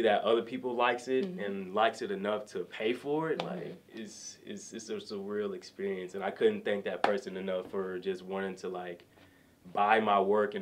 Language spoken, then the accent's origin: English; Atlanta, Georgia, United States; I'm from Atlanta